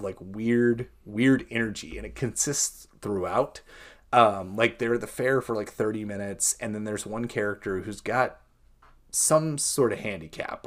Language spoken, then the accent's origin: English; United States; I too am from a small town, Columbia County Fair and Rodeo. My aunt and uncle are pretty much the head of the board, so that gives you how, like, you know, glimpse into how small of a town I grew up